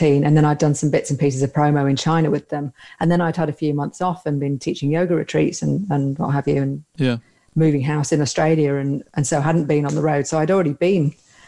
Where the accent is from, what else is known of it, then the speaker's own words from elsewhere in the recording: York, Yorkshire and the Humber, United Kingdom; moved away; Originally York